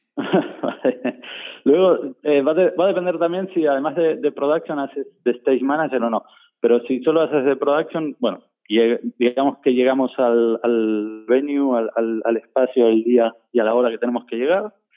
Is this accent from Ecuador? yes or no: no; Buenos Aires, Argentina; now in Spain; yo soy de Buenos Aires